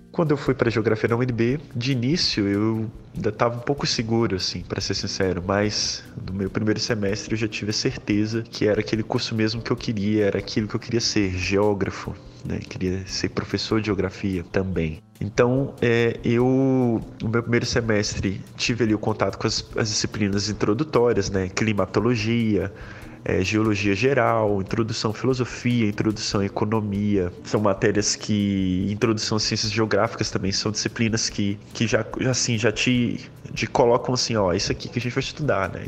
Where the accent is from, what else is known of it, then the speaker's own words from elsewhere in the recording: Brazil; enquanto brasileiro